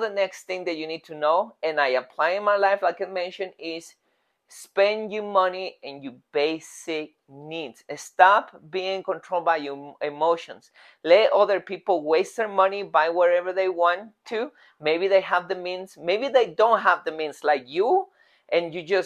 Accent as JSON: {"language": "English", "region": "Mexico City", "country": "Mexico", "moved": "yes", "said": "In Mexico, I'm from Mexico City"}